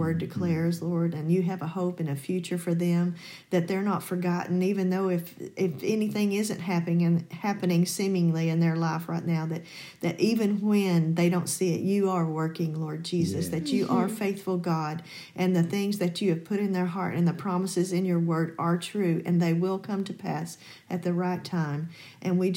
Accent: Arkansas, United States; moved away as an adult; also born or lived in Louisiana; I was from Arkansas

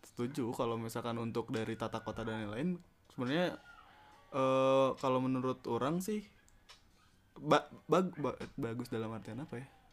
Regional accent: Bandung, West Java, Indonesia; Gua lahir di Bandung eh gue iya orang lahir di Bandung

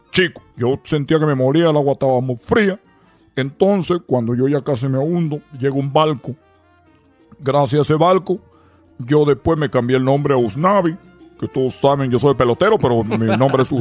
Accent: Cuba; nosotros tenemos nuestro acento. Eh, cubano y de repente también hablamos de dominica los dominicanos, chicos. Oye, los dominicanos, los, los, puertorriqueños, los cubanos somos muy diferentes.

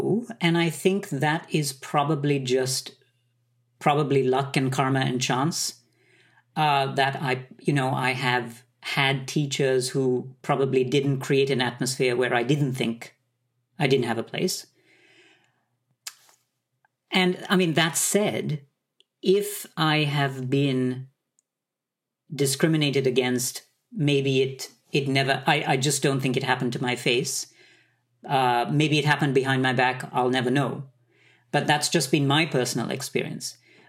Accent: Sri Lanka; born there; also born or lived in Middle East; I was born in Sri Lanka. I grew up in the Middle East, and I had a very, I would say, Asian upbringing with a totally Western training.

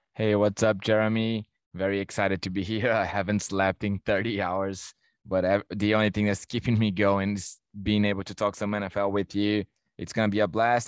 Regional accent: Brazil; now in Toronto, Canada; I'm from Brazil

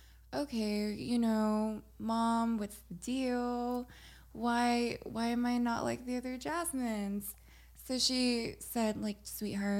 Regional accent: Los Angeles, California, United States; also born or lived in Monterey Park; I grew up in Los Angeles.

